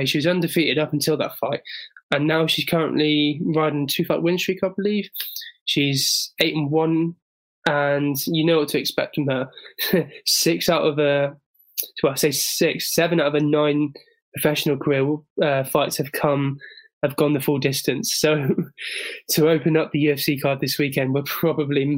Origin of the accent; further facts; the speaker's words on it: England, United Kingdom; as an Englishman